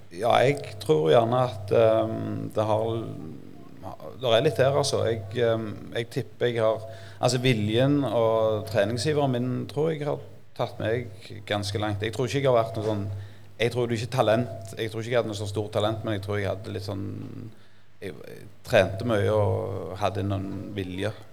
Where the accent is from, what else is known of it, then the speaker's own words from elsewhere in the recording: Jørpeland, Rogaland, Norway; Så jeg er jo født og oppvokst på Jørpeland